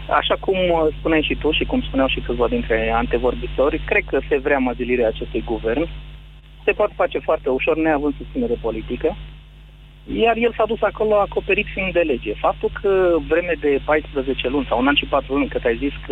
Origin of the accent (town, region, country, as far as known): Brașov, Brașov County, Romania